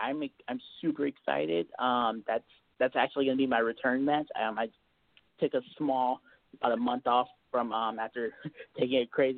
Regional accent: Texas, United States; Right. So just to kind of clarify it, I'm actually a Texan. I started in Alaska, however.

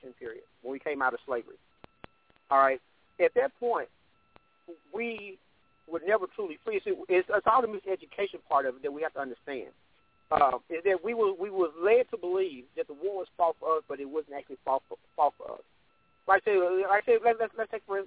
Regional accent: Arkansas, United States; I grew up in Arkansas

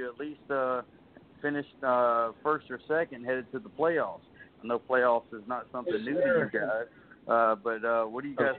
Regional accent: South Carolina, United States; I grew up in Calden County, which is now would be Calden County High School. Back in the day, it was Walterboro.

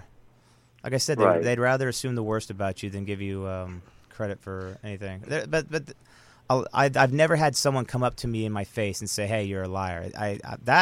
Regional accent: United States; I was the only American that was there at the time

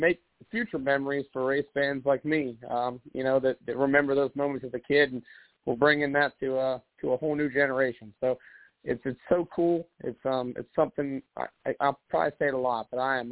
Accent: Central Pennsylvania, United States; as a kid growing up in Central Pennsylvania

